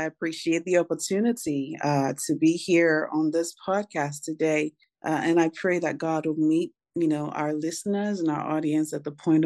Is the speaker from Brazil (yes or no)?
no; Nigeria; now in Nashville, United States; I'm originally from Nigeria. So I'm blessed to be residing currently in the U.S., in the great state of Nashville, Tennessee